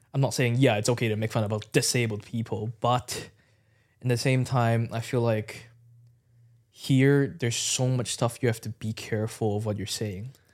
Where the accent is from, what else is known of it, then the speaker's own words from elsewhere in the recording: Hong Kong; moved away as an adult; now in United Kingdom; back at home in Hong Kong, I, I, my, I live in a small village as well.